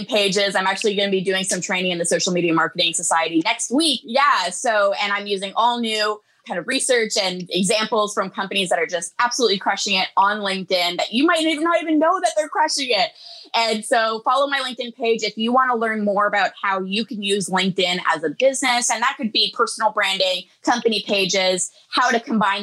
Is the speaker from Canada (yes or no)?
yes; Canada; I'm Canadian